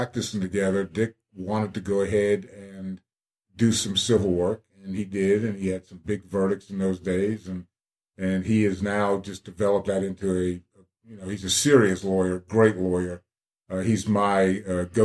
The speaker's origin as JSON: {"language": "English", "region": "New Jersey", "country": "United States", "also_born_or_lived": "Clemson, South Carolina", "moved": "as an adult", "lives_now": "Columbia, United States", "said": "I'm from New Jersey"}